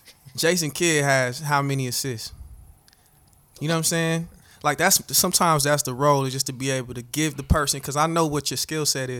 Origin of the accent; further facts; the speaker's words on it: Nigeria; especially since I'm Nigerian. We have a lot of scammers